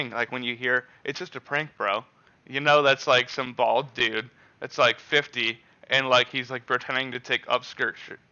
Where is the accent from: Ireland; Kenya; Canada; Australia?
Canada; Like, I'm a Canadian.